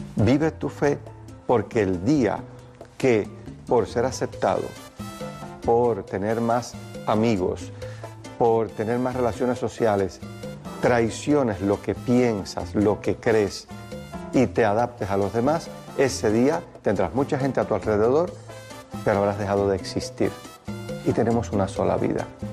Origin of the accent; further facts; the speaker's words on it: Cuba; Mi pueblo, pueblo cubano